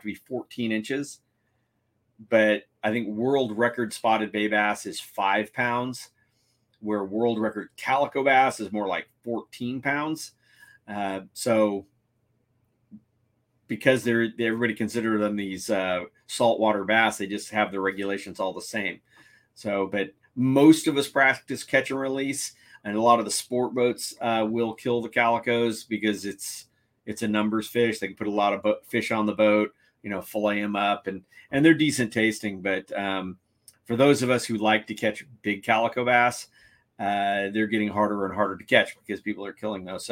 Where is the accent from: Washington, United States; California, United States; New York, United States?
California, United States; San Diego; San Diego, my hometown